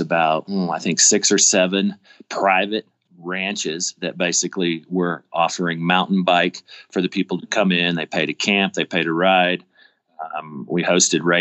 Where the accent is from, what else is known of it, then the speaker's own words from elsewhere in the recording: Richardson, Texas, United States; now in Colorado, United States; I grew up in Richardson, Texas, outside of Dallas